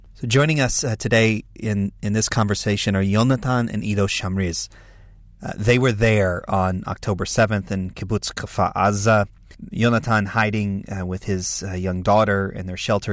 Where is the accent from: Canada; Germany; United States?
United States; I'm an American evangelical leader